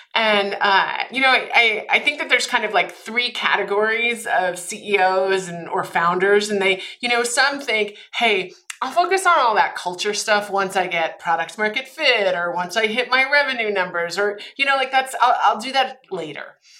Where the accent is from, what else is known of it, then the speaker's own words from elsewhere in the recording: Austria; moved away; I'm originally from Austria. My mom's actually from Germany. My father's from Austria